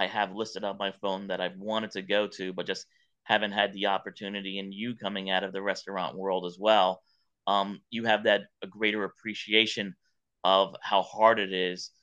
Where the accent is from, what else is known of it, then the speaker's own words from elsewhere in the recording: New York, United States; now in Atlanta, United States; growing up in New York